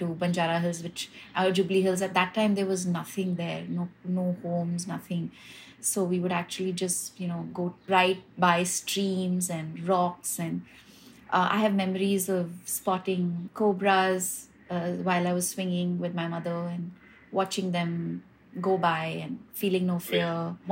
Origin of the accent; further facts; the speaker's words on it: Hyderabad, Telangana, India; now in Mumbai, India; I actually grew up, I was born and brought up in Hyderabad